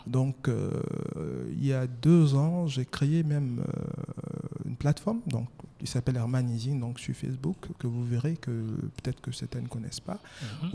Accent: Daoukro, Côte d’Ivoire; Je suis marié, ivoirien, hmm. natif de Daokro.

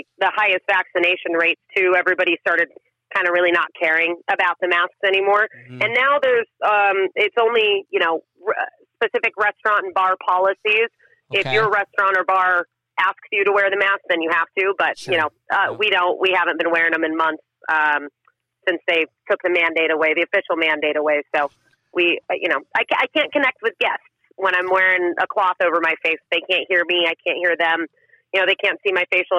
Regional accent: Santee, California, United States; I grew up in East County of San Diego over in Santee

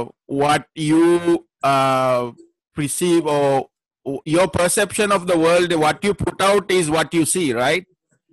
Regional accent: Sri Lanka; moved away as an adult; now in Philippines; I'm a Sri Lankan. I was born in Sri Lanka, so I came to the Philippines 15 years ago

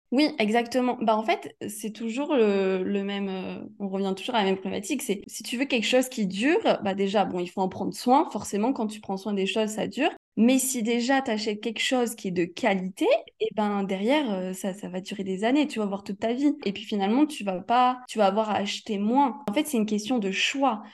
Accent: Aix-en-Provence, Provence-Alpes-Côte d'Azur, France; moved away; je suis née à Aix-en-Provence

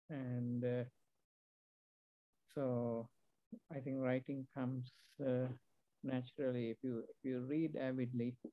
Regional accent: Sri Lanka; also born or lived in England / New Zealand / Australia; now in United States; right now I live in the US, uh, but uh, I'm originally from Sri Lanka. I have lived and worked in many countries, uh, including uh, England, uh, New Zealand

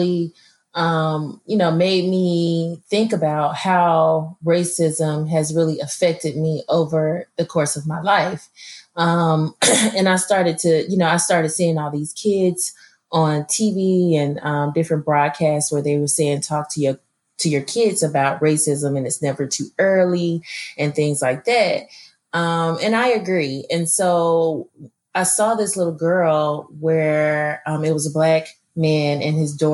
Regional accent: Birmingham, Alabama, United States; I'm from Birmingham, Alabama, you know, I mean, and I grew up in all, like I said, all Black neighborhoods

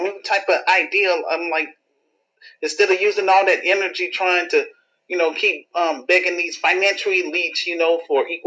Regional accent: Chicago, Illinois, United States; my hometown in Chicago

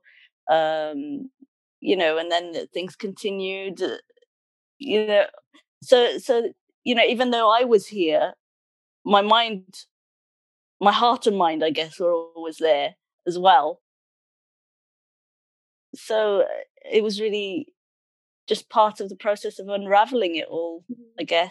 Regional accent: Cardiff, Wales, United Kingdom; also born or lived in Sunderland / Middlesbrough; although I was born in Sunderland, I actually grew up in Middlesbrough for the first 8 years before we came to Cardiff.

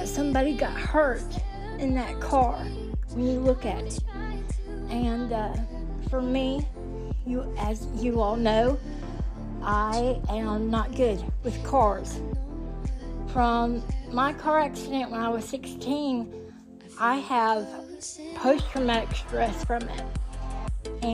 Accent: Tuscaloosa, Alabama, United States; My hometown was just really starting to be filled with people all over on methadone, you know? In Tuscaloosa, Alabama

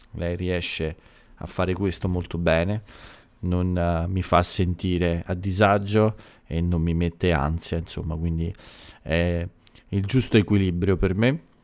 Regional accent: Italy; dal mio paese

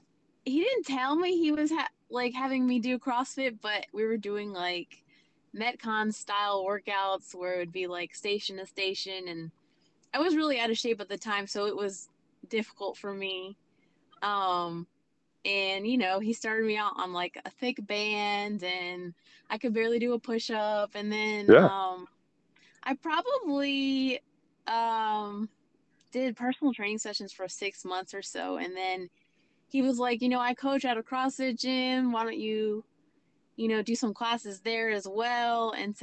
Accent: Pennsylvania, United States; moved away; I I grew up in Pennsylvania, so that's my hometown.

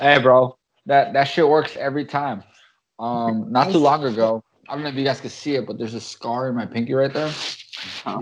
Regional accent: United States; we're American

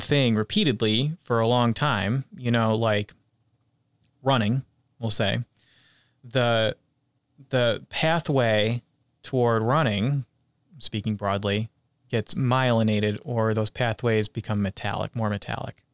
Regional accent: Whitesboro, New York, United States; growing up in Utica, New York, in a town called Whitesboro

